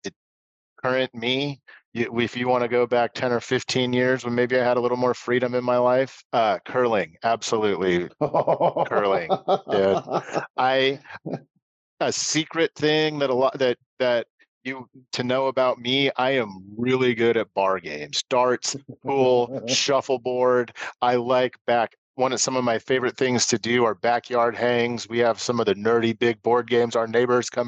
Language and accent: English; Portland, Oregon, United States; also born or lived in Tualatin / Beaverton; I'm born and raised in Portland